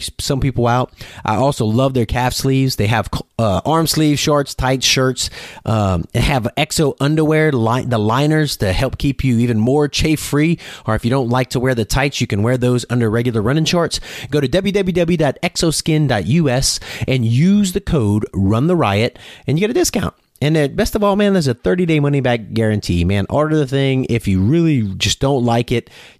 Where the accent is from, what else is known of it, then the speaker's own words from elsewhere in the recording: Louisiana, United States; now in Oklahoma, United States; I'm from Louisiana and I'm living in Oklahoma